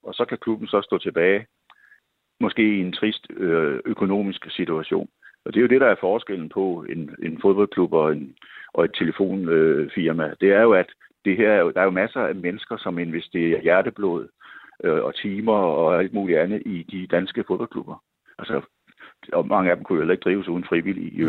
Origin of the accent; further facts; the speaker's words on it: Odense, Southern Denmark, Denmark; jeg boede selv i Kokskade. Jeg spillede i nierne, fra jeg var seks år. Så flyttede de til Vollsmose. Og så flyttede min familie også til Vollsmose.